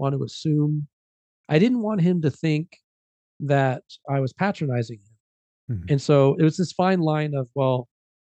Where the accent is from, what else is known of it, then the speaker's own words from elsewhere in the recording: United States; also born or lived in Mexico; brought me over to the US, just me. I came to the US. And so I started my life, you know, here in the US at just a few months old